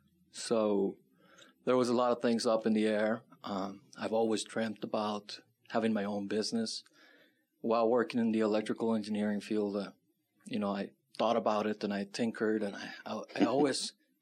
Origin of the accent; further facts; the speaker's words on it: Laredo, Texas, United States; also born or lived in California; now in Tucson, United States; I'm from Laredo, Texas, originally.